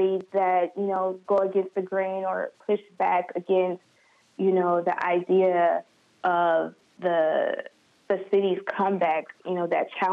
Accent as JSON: {"language": "English", "town": "Detroit", "region": "Michigan", "country": "United States", "tie": "born or raised there", "said": "I'm from Detroit. I was born in Detroit. I was raised in Detroit, you know, from the beginning until, you know, I was 18"}